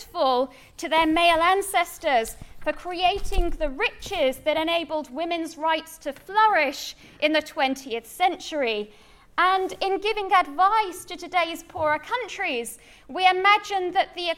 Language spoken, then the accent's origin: English; Manchester, North West England, United Kingdom; Growing up in Manchester